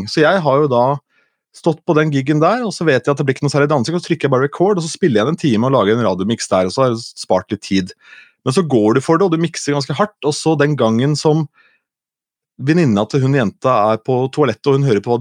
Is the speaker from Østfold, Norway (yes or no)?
yes; Askim, Østfold, Norway; men jeg er fra Askim, og i Askim i Indre Østfold